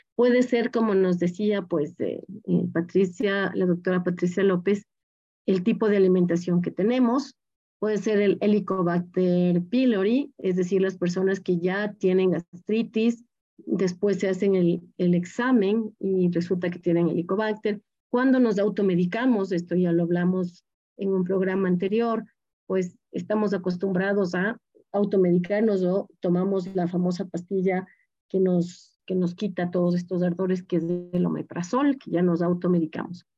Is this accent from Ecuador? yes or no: yes; Loja, Ecuador; las personas que venimos de Loja tomamos mucho café